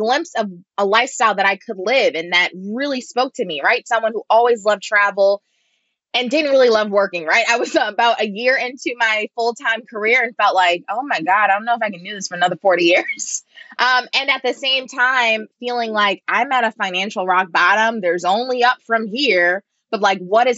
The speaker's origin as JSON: {"language": "English", "town": "Baltimore", "region": "Maryland", "country": "United States", "tie": "born or raised there", "also_born_or_lived": "New York City", "moved": "as an adult", "said": "growing up in Baltimore"}